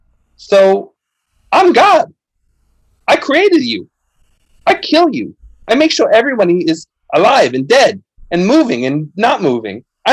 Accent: Long Island, New York, United States; So, at the root of it, I'm still from Long Island. So I still like seltzer.

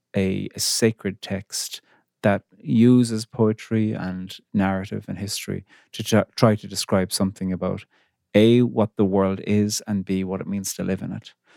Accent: Cork, Munster, Ireland; moved away as an adult; now in Belfast, United Kingdom; I'm from Cork on the very south coast of Ireland

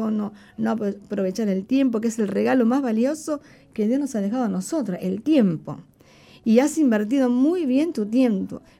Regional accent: Uruguay

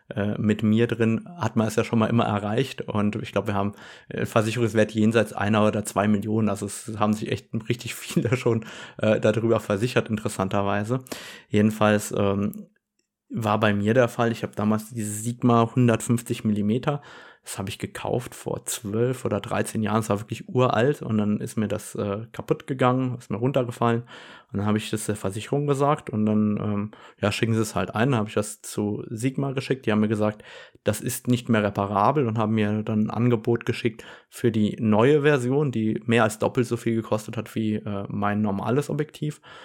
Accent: Germany; bei uns in Deutschland

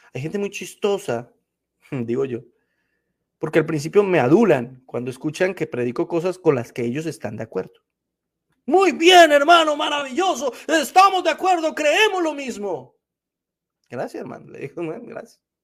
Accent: Colombia; now in United States; Cuando almorzaba en mi país

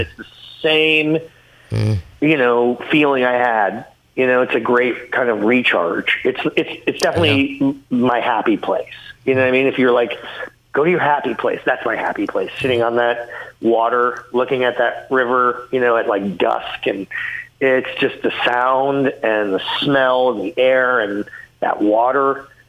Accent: Ottawa, Ontario, Canada; And I grew up in Ottawa.

